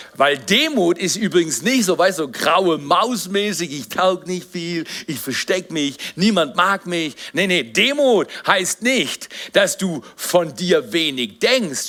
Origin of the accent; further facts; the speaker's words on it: Black Forest, Baden-Württemberg, Germany; ich bin Pfarrer, ich komme aus dem Schwarzwald.